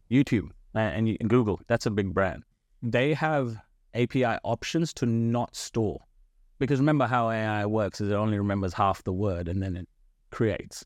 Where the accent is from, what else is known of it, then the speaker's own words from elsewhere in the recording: Blacktown, New South Wales, Australia; English is a second language; also born or lived in India; I came to this country when I was, uh, ten, right? So, I came here w-, without speaking a lick of English.